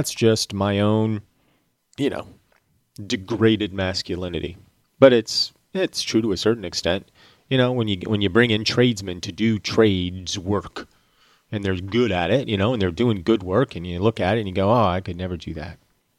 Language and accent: English; Georgia, United States; accent: Georgia; my Georgia accent has never been anything to begin